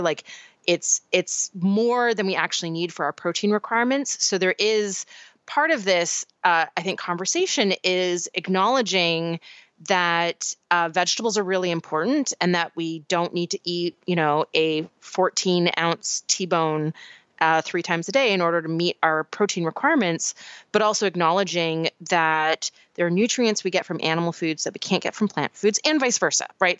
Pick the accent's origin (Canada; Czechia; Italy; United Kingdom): Canada; moved away; my home country